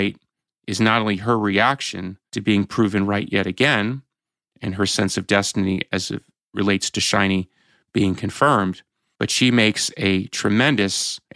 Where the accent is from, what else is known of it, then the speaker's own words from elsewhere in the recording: United States; as an American